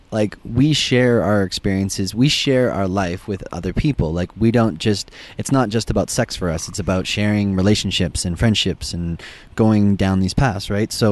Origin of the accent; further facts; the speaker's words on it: Western Canada, Alberta, Canada; so we're from Western Canada